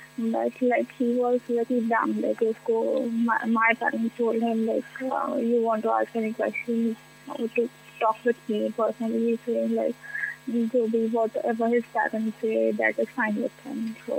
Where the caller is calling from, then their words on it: Mumbai, Maharashtra, India; I'm calling from Mumbai.